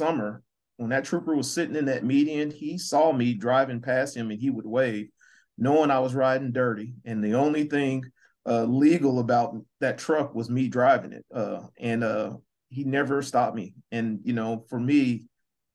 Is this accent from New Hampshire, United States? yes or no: no; Muskogee, Oklahoma, United States; now in Missouri, United States; I'm originally from Muskogee, Oklahoma